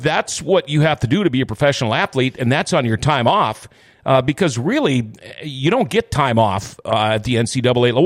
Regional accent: Thief River Falls, Minnesota, United States; born or raised there; also born or lived in Crookston, Minnesota

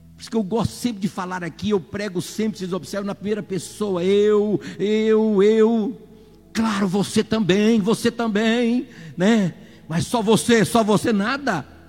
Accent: Brazil; Nós somos queira ou não, somos brasileiros

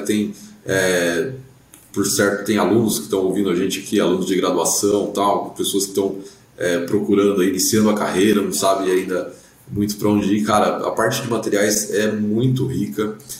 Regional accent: Brazil; como brasileiro

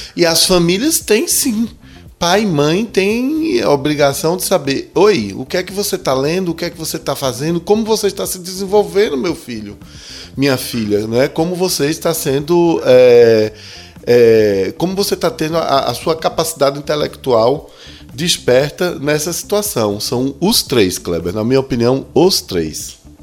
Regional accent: Brazil; eu sou brasileiro

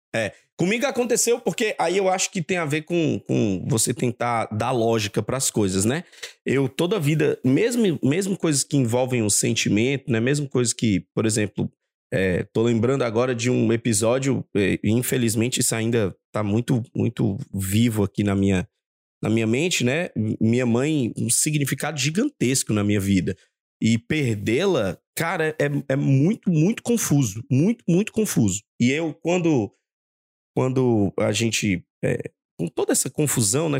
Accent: Maranhão, Brazil; now in Rio de Janeiro, Brazil; nascido e criado no Maranhão Nordeste

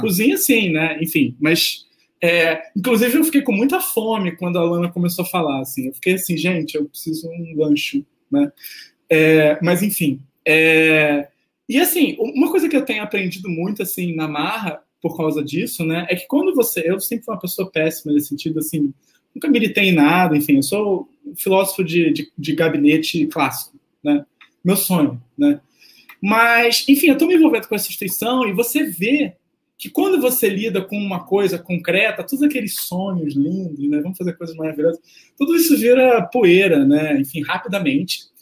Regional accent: Rio de Janeiro, Brazil; eu sou do Rio

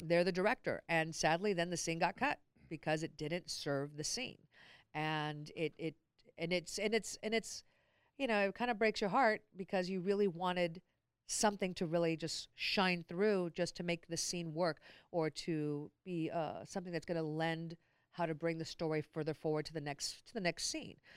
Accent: Long Beach, California, United States; born and raised in Long Beach.

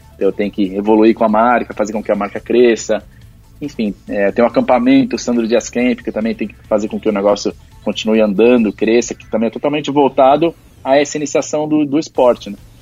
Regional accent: Santo André, São Paulo, Brazil; eu sou de Santo André

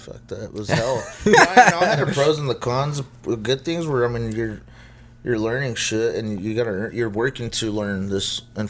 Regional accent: Anaheim, California, United States; also born or lived in Los Angeles County; I was born in Orange County, raised in Anaheim.

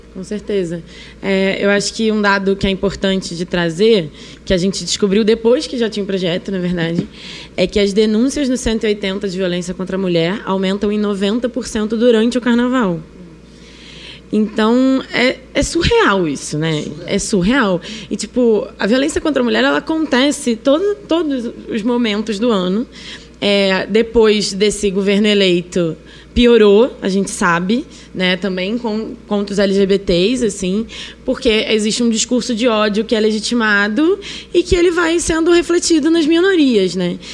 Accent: Rio de Janeiro, Brazil; accent: chiado carioca; now in São Paulo, Brazil; sou carioca, né? Como podem ver, eu tô chiando

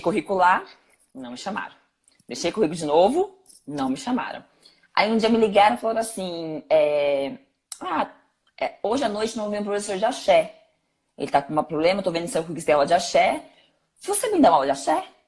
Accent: São Paulo, Brazil; Eu vim da ZL

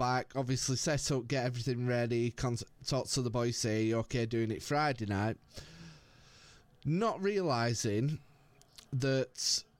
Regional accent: Lancashire, North West England, United Kingdom; I don't know why I've gone all American here, as I'm from Lancashire.

